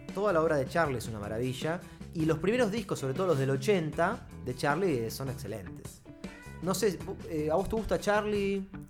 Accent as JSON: {"language": "Spanish", "country": "Argentina", "said": "como, argentino, como ciudadano de esta república"}